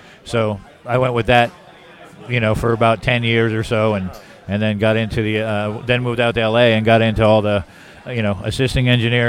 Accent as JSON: {"language": "English", "town": "New York City", "region": "New York", "country": "United States", "also_born_or_lived": "Los Angeles", "lives_now": "Nashville, United States", "said": "New York City, yeah."}